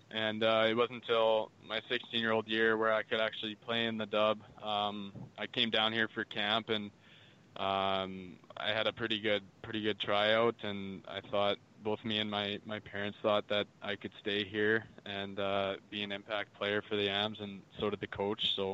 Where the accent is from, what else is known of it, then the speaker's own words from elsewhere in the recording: Calgary, Alberta, Canada; I grew up in Calgary